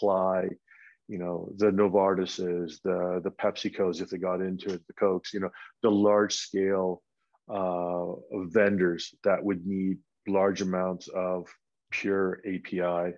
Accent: Vancouver, British Columbia, Canada; moved away as an adult; now in Colorado, United States; I'm from Vancouver

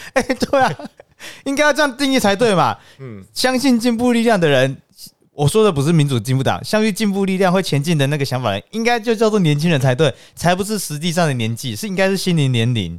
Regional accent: Taiwan; 是不是代表我们台湾人民不需要进步思想、专业问政？

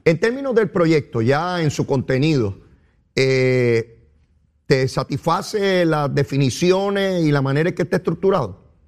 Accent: Puerto Rico

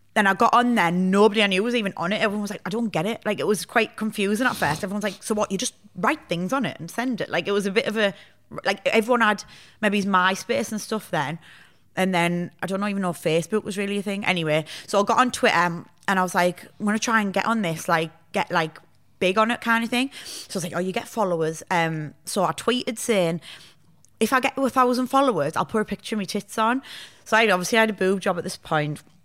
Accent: Hartlepool, North East England, United Kingdom; moved away as an adult; also born or lived in Sheffield; I'm from Hartlepool

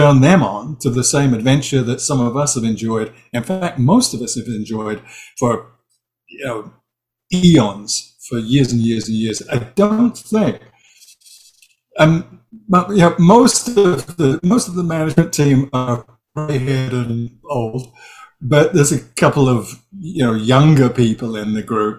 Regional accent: Hampshire Berkshire border, South East England, United Kingdom; also born or lived in East End of London; I was born in the East End of London. I grew up on the Hampshire Berkshire border

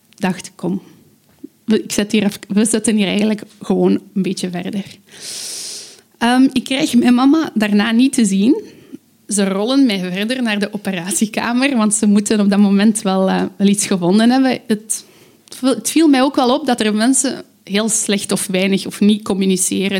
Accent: Aalst, Flanders, Belgium; ik kom uit Aalst.

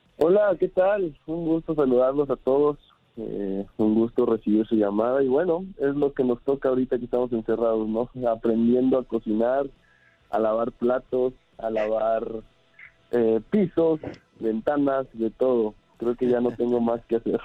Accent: Mexico; moved away; contento de estar de vuelta en mi país

